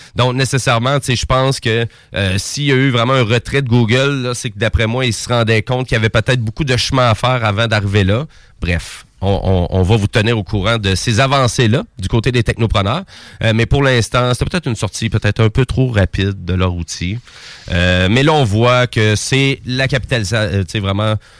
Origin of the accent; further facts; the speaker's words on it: Quebec, Canada; accent: Québécois; mon petit accent québécois